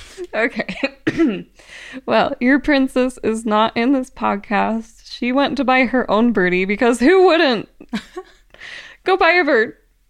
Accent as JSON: {"language": "English", "region": "Utah", "country": "United States", "said": "I'm from Utah."}